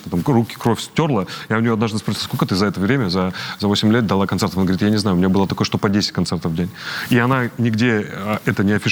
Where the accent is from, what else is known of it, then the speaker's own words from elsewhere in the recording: Donetsk, Donetsk Oblast, Ukraine; Ну, мы, я же из Донецка, мы же не верим в это все мы верим искреннему